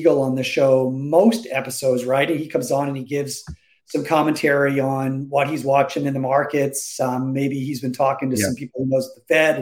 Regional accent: Newfoundland and Labrador, Canada; moved away; I grew up in Newfoundland

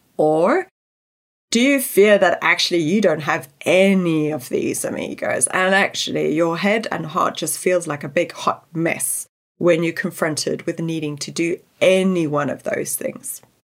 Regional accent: South Africa; I grew up in South Africa where natural resources were always stretched

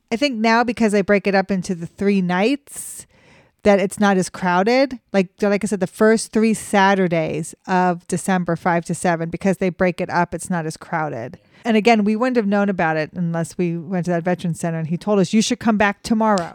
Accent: Pennsylvania, United States; my hometown in Pennsylvania

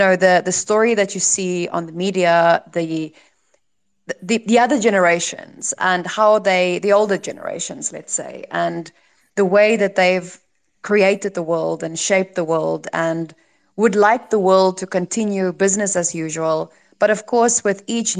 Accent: South Africa; as a South African

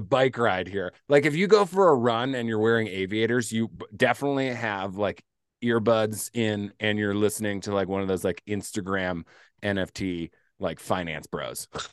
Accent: Midwest, United States; I'm from the Midwest

